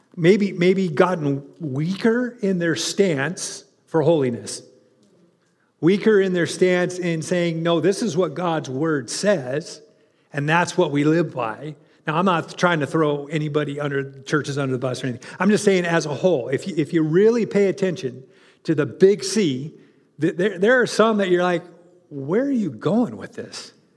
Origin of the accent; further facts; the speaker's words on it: California, United States; moved away; I grew up in California